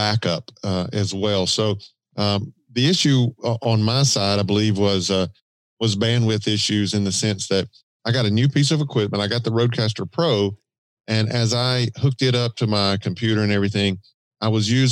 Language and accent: English; Georgia, United States; accent: Southern drawl; That wasn't the Georgia, the Southern drawl.